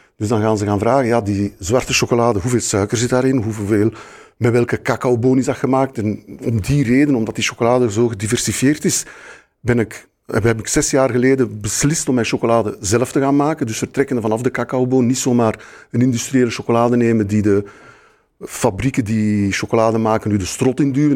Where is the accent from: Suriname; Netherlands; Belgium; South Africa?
Belgium; Brussels, Brussels-Capital Region; ik ben in Brussel geboren, dus ik heb Brussel zien veranderen de laatste vijftig jaar zelf